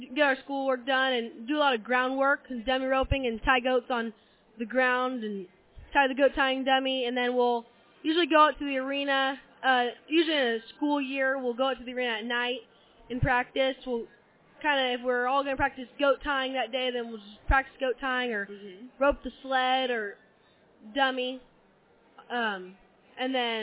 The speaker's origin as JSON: {"language": "English", "town": "Placerville", "region": "California", "country": "United States", "said": "I'm from Placerville, California."}